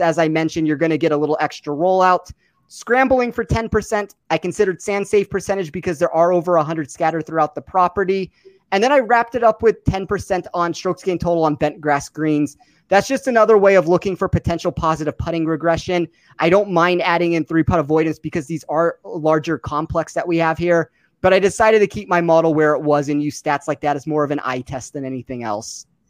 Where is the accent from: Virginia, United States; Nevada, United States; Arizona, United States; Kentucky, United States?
Nevada, United States; Las Vegas; my hometown of Las Vegas